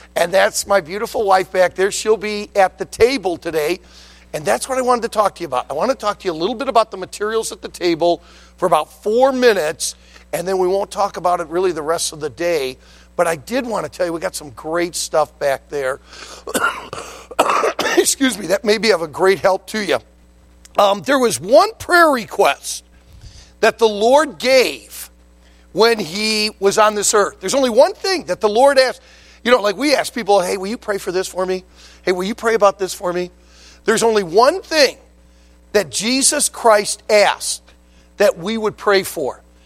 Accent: West Bloomfield, Michigan, United States; also born or lived in Leland, Michigan / Traverse City area, Michigan; I was born and raised in the Detroit area, in the uh, West Bloomfield area of Detroit

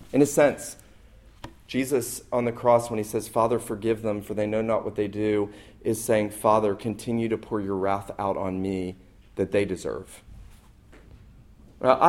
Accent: St. Simons Island, Georgia, United States; moved away; I was back where I grew up on St. Simon's

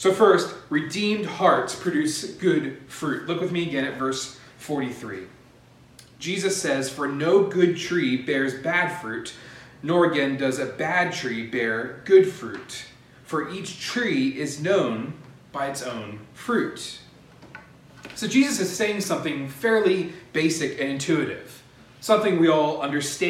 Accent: Pennsylvania, United States; I was growing up in Pennsylvania

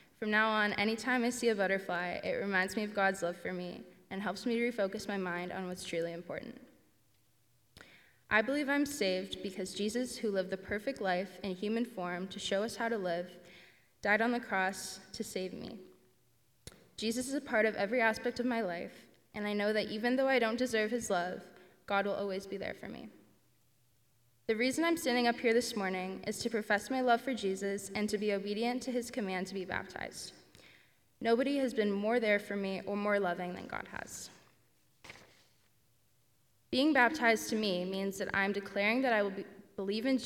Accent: Ancaster, Ontario, Canada; I grew up in Ancaster

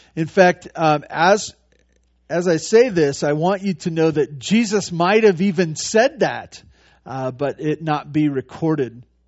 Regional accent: Santa Barbara, California, United States; I grew up in Santa Barbara.

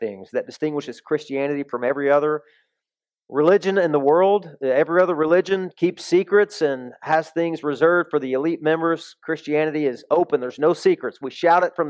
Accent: the South, United States; moved away; I came from the South

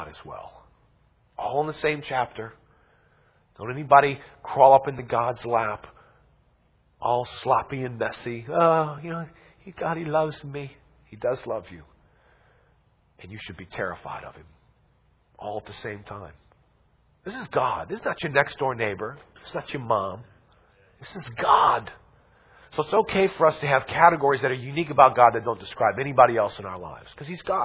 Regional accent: Louisiana, United States; we're from Louisiana

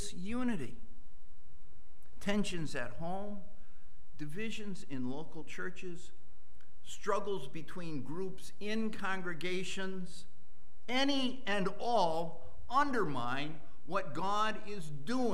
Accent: Western Massachusetts, United States; moved away; I was raised in Western Massachusetts

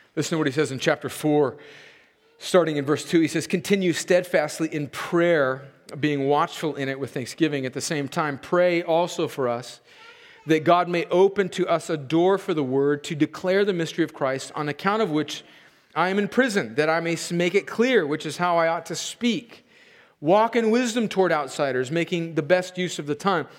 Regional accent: United States; as an American

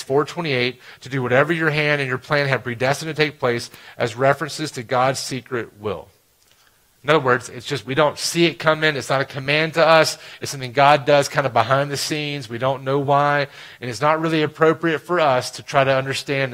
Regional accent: Alabama, United States; I grew up in Alabama, and I played baseball in Alabama.

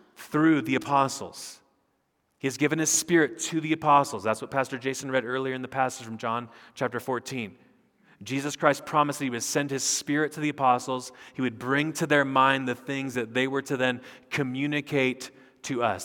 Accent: United States; I'm a pastor from America, we're here on sabbatical

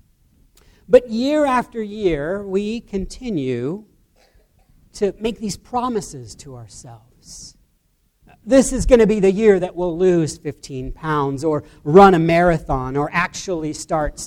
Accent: United States; as Americans and even as American Christians

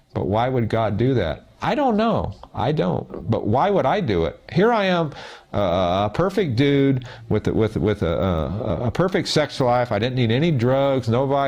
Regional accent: South Gate, California, United States; I was raised in Southgate, California

